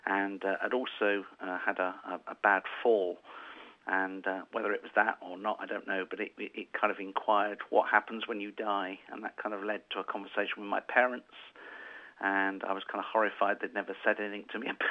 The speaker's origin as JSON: {"language": "English", "region": "London", "country": "United Kingdom", "also_born_or_lived": "Bradford", "moved": "as an adult", "lives_now": "Harrogate, United Kingdom", "said": "I'm a Londoner"}